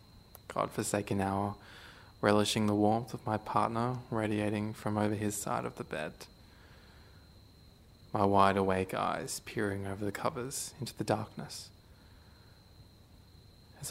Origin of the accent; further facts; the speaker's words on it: Australia; I'm an Australian guy who happens to have Asian heritage, Hong Konger